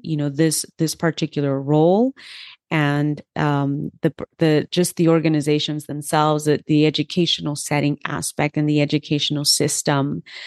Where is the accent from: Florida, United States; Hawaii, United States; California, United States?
California, United States; Los Angeles; first language Spanish; English is a second language; I grew up in Los Angeles, so I was able to have the bilingual education